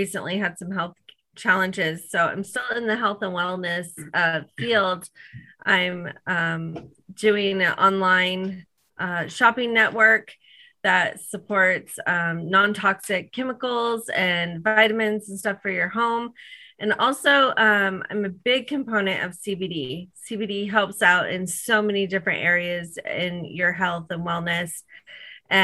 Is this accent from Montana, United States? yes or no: yes; Montana, United States; also born or lived in Boston / California; now in Idaho, United States; I grew up in Montana, went to Boston, then to California, and then up to Idaho.